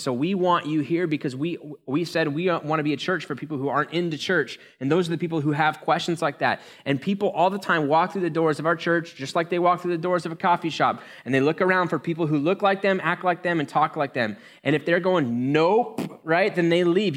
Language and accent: English; United States; We're American